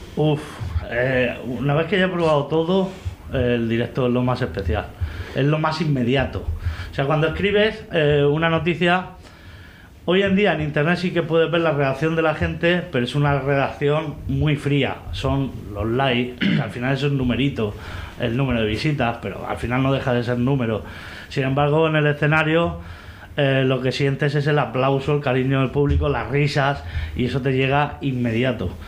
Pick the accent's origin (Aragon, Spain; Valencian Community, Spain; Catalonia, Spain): Valencian Community, Spain; Vega Baja del Segura; soy alcacil, porque soy de aquí de la Vega Baja.